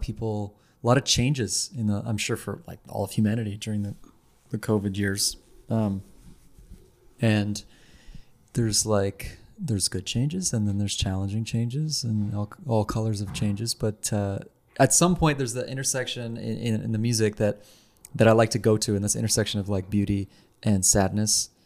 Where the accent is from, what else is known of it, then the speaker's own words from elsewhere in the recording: Ottawa, Ontario, Canada; now in Montreal, Canada; I'm from Ottawa.